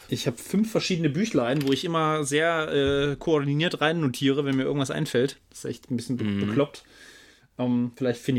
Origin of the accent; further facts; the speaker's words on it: Saxony, Germany; Wir kommen aus Sachsen, versuchen so, äh, so gut es geht, unsere, unser Hochdeutsch eigentlich zu kultivieren.